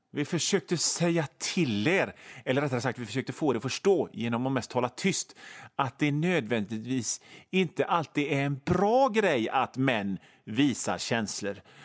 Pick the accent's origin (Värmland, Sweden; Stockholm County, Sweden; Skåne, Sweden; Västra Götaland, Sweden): Västra Götaland, Sweden; Hönö; jag kommer från Hönö född på Hönö på 70-talet